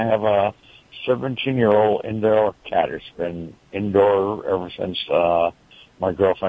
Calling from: Rowland Heights, California, United States; Well, right now I'm in Roland Heights.

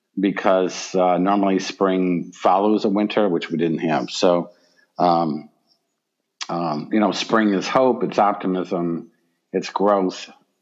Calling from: Michigan, United States; I am down in Michigan, nor am I in the South.

